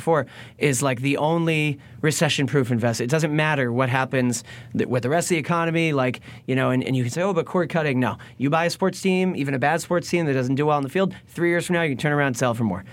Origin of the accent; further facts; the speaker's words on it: Boston, Massachusetts, United States; we're both from Boston